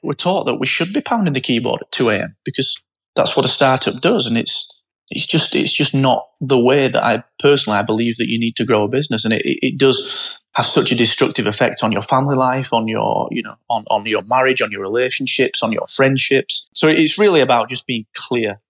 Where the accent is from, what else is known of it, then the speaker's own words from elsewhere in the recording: Barnsley, Yorkshire and the Humber, United Kingdom; I'm from Barnsley and it was, you say, it was a mining town.